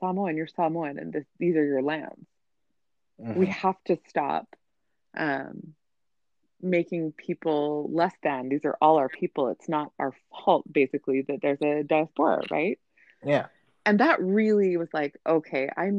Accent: Provo, Utah, United States; I grew up in Provo, Utah in the 90s.

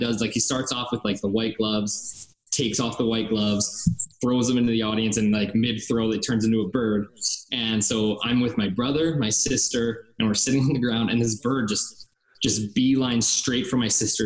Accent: Calgary, Alberta, Canada; I grew up in Calgary, Alberta

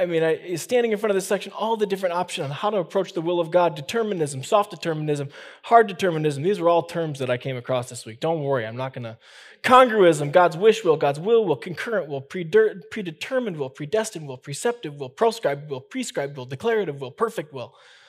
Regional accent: Midwest, United States; I grew up in the Midwest, and this is just kind of how we did it.

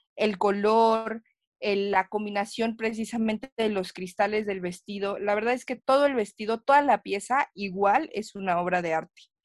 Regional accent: Mexico; nosotros como mexicanos

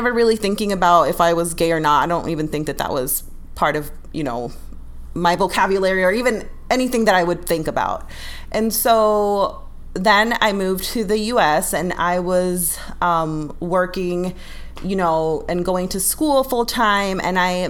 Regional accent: Ecuador; living in Ecuador and growing up in Ecuador

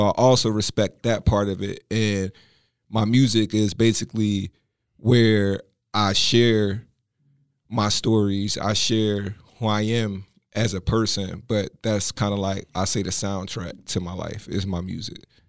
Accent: Philadelphia, Pennsylvania, United States; growing up in Philly

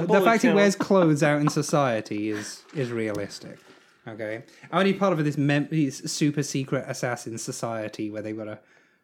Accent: England, United Kingdom; I need to apologize for being English

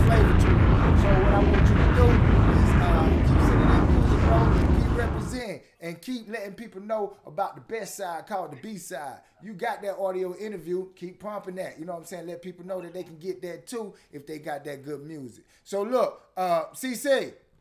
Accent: South Carolina, United States; accent: country; now in Atlanta, United States; When I'm in Atlanta, everybody know I'm from South Carolina. When I'm in South Carolina, everybody know I'm from Atlanta

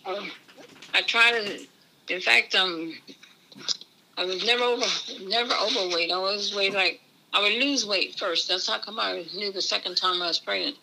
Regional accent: Easton, Maryland, United States; I was born in Easton, Maryland.

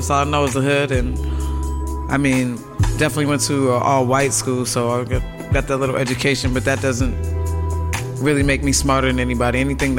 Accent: Boston, Massachusetts, United States; Beantown, Boston, Massachusetts. With the Celtics, the Bruins play. But, you know, my part of Boston, I'm from Massachusetts, where there's a lot of history there

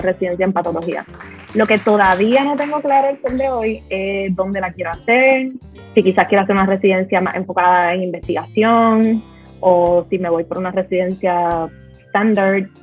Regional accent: Puerto Rico; nosotros somos dos personas normales que nos criamos en condiciones average en Puerto Rico

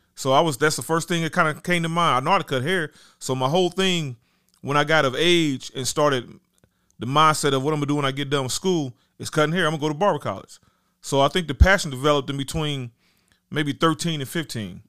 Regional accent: Dayton, Ohio, United States; also born or lived in Huber Heights, Ohio; I'm from Dayton, Ohio, technically, but I went to school in Huber Heights at Wayne High School

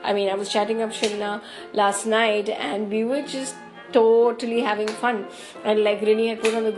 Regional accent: Mangalore, Karnataka, India; and I'm from Yenapoya, Mangalore. I'm a dentist

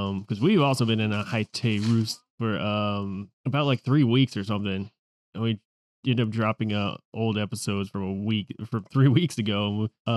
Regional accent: United States; I'm an American

